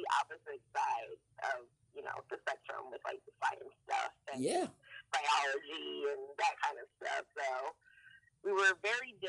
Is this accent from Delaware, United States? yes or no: yes; Delaware, United States; Then I grew up in Delaware.